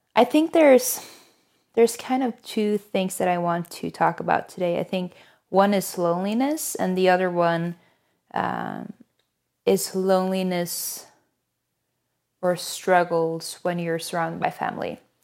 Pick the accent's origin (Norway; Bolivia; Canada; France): Norway; moved away as an adult; now in United States; I'm originally from Norway, but I've lived in the U S for, goodness, almost five years at this point.